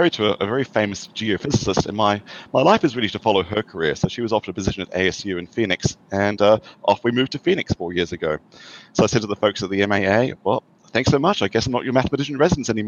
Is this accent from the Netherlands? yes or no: no; Australia; moved away as an adult; now in United States; I have an accent. I grew up in Australia and came to the US 30 years ago for my PhD